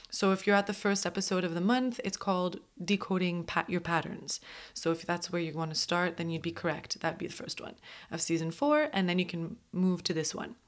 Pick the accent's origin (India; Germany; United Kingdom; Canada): Canada; Montreal, Quebec; moved away; I'm from Montreal